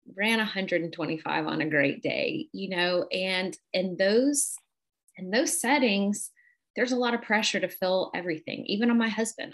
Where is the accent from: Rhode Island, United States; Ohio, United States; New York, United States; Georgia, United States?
Ohio, United States; Cleveland; moved away as an adult; I am from Cleveland, Ohio